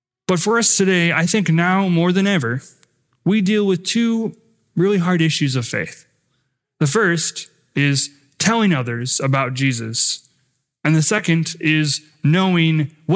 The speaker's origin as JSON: {"language": "English", "town": "Rapid City", "region": "South Dakota", "country": "United States", "tie": "born or raised there", "said": "I grew up in Rapid City, South Dakota, attending South Canyon Lutheran Church."}